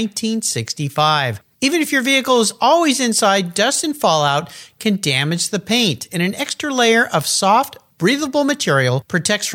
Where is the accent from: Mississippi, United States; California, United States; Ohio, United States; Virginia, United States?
California, United States; San Diego; I'm back in San Diego today in my hometown